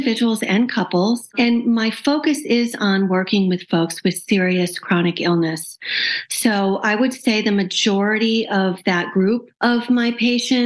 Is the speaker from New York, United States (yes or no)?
no; Western Massachusetts, United States; I was born in Western Massachusetts in a town that unfortunately doesn't really have any large teaching institutions, hospitals